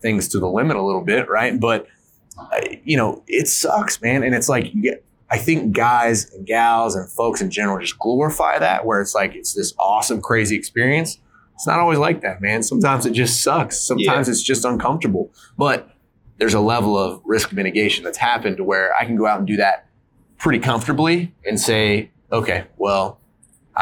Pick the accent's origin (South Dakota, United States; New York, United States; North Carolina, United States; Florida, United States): North Carolina, United States; now in Utah, United States; I grew up in North Carolina. I didn't grow up in the mountains of Utah.